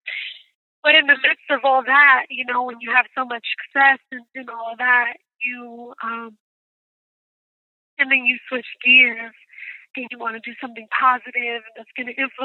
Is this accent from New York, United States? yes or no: yes; New York City, New York, United States; I am from Brooklyn, New York